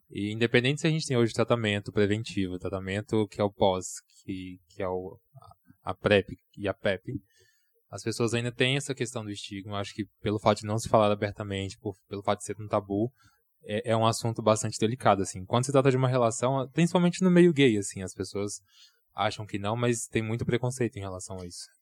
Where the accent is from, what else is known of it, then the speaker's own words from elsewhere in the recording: Nova Lima, Minas Gerais, Brazil; also born or lived in Belo Horizonte / São Paulo; mineiro, sou de Nova Lima